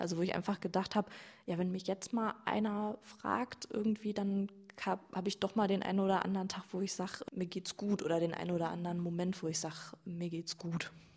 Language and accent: German; Iserlohn, North Rhine-Westphalia, Germany; ich komme aus Iserlohn, nicht aus Altena.